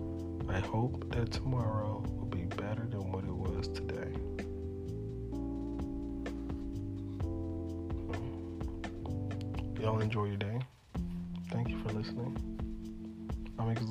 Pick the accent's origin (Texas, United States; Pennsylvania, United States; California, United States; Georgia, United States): Texas, United States; Houston; I'm from Third Ward